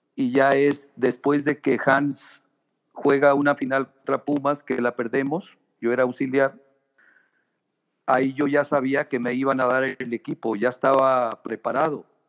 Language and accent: Spanish; Guadalajara, Jalisco, Mexico; also born or lived in Tierra Blanca, Zacatecas; yo me vine de, de Tierra Blanca, Zacatecas, a los tres años. Eh, me vine acá a vivir a Guadalajara y bueno, aquí prácticamente hice toda mi niñez